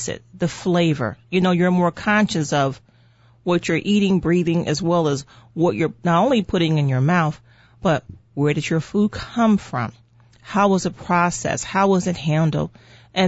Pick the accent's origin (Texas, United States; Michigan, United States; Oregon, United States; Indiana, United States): Indiana, United States; Gary; I'm from Northwest Indiana. I was born and raised in Gary, Indiana.